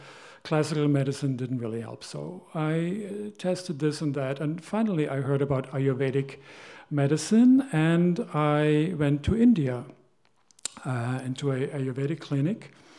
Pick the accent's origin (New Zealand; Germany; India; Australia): Germany; I grew up in Germany, and she grew up here.